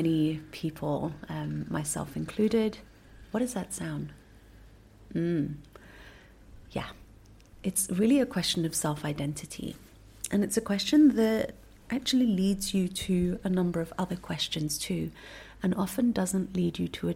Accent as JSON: {"language": "English", "country": "United Kingdom", "tie": "born or raised there", "also_born_or_lived": "Singapore", "said": "I spent most of my life in the UK because I went to boarding school there and went on to, go to university there and work there"}